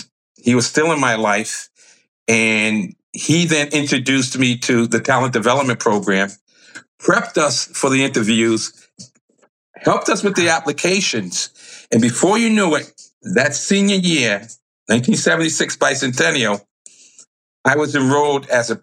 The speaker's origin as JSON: {"language": "English", "town": "Providence", "region": "Rhode Island", "country": "United States", "tie": "born or raised there", "said": "I was born in Providence, Rhode Island, like you said. I grew up in what we call the hood on the West End and then south side of Providence."}